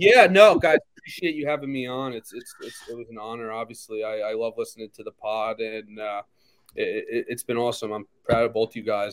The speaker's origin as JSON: {"language": "English", "area": "Long Island", "region": "New York", "country": "United States", "tie": "born or raised there", "said": "growing up on Long Island"}